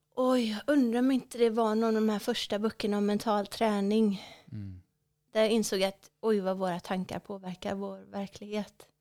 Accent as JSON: {"language": "Swedish", "region": "West Coast", "country": "Sweden", "tie": "born or raised there", "said": "mitt hemmahav eh, på västkusten. Ja. För det är där jag är uppvuxen, så det känns som hemma."}